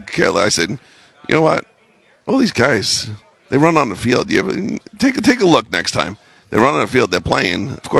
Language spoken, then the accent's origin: English; New York City, New York, United States; moved away as an adult; also born or lived in New Haven, Connecticut / Green Bay, Wisconsin; I grew up in New York City